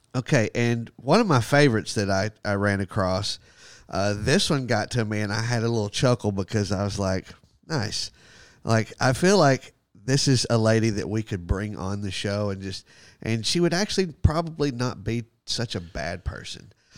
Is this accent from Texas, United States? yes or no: yes; Texas, United States; I'm American. I'm awesome. I'm from Texas